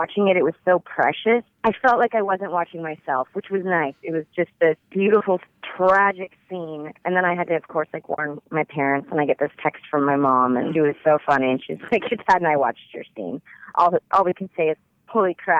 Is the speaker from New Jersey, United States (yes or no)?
no; Washington, United States; I am from Washington State